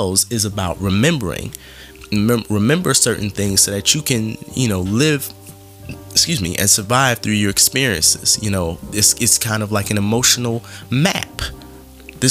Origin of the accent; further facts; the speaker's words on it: Philadelphia, Pennsylvania, United States; growing up in Philadelphia and having friends in New York and in Jersey and other parts